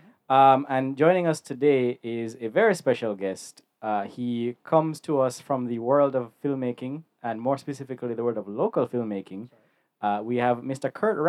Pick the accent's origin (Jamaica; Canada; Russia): Jamaica; we are a Jamaican podcast. We're Jamaican